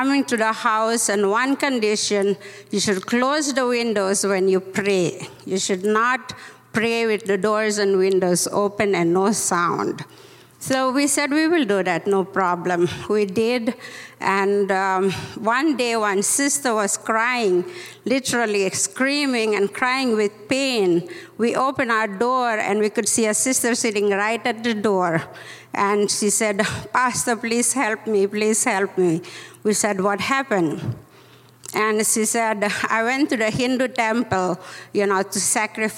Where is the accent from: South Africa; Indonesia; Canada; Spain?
Indonesia; moved away; also born or lived in Mumbai, India / United States; I was born in Indonesia, as I told you, and I came to Mumbai, studied in Mumbai, and I came to US for 3 years